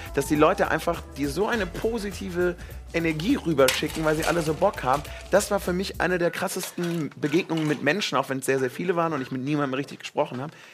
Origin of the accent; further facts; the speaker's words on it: Cologne, North Rhine-Westphalia, Germany; ich bin ja Kölner